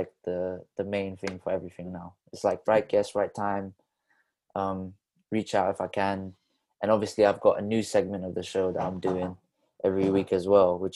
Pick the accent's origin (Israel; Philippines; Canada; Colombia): Philippines; now in Bristol, United Kingdom; I was born in Philippines.